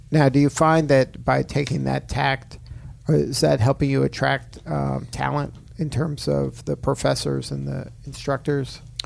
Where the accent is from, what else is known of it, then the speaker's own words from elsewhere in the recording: Miami, Florida, United States; I'm from Miami